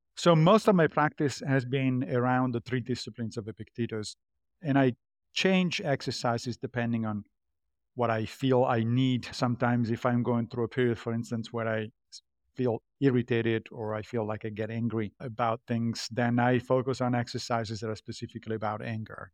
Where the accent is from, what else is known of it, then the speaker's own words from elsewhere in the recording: Rome, Lazio, Italy; I grew up Catholic in Rome, in Italy.